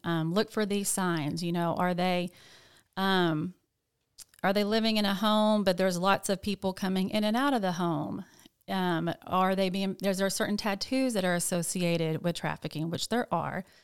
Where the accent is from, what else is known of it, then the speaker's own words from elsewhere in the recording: Jonesboro, Arkansas, United States; moved away as an adult; also born or lived in Nashville, Tennessee; I am from Jonesboro, but I did move to Nashville, Tennessee, um, in like two thousand eight